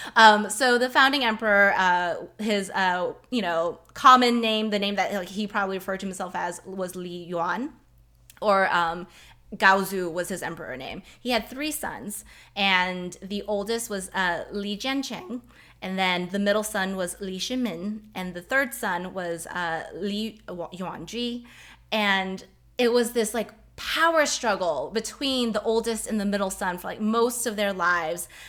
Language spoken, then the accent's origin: English; United States; I am Chinese American